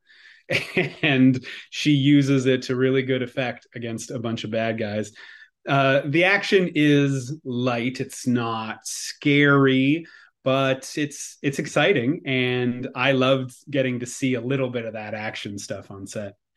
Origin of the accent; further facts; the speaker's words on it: Quebec, Canada; accent: Quebecois; my Quebecois accent